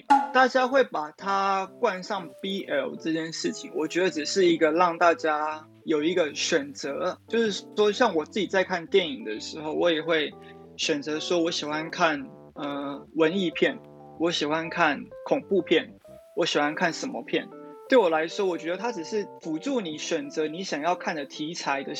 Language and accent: Chinese; Taiwan; moved away as an adult; now in Japan; 我生在台湾，我来自台湾，我就是宣扬台湾，我是台湾人，